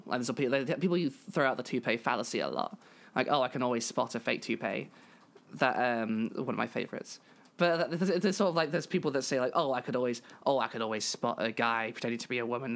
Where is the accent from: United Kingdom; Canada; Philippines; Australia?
United Kingdom; I am British